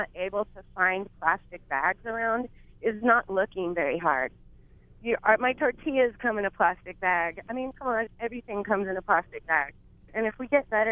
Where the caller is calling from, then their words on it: Big Island, Hawaii, United States; I'm calling from the Big Island